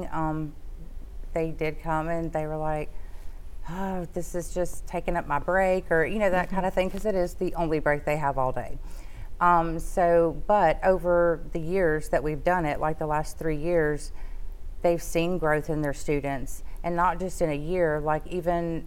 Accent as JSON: {"language": "English", "town": "Shreveport", "region": "Louisiana", "country": "United States", "tie": "born or raised there", "said": "I've been here all my life. I grew up here."}